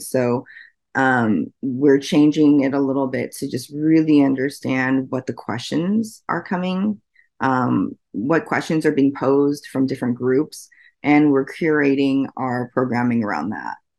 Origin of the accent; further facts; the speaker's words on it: Oregon, United States; also born or lived in Washington State; I'm from the Pacific Northwest. I grew up in Oregon